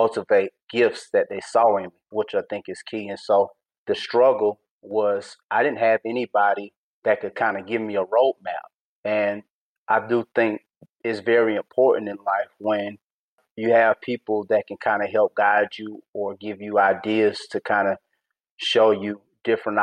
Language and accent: English; East Point, Georgia, United States; born and raised in East Point, Georgia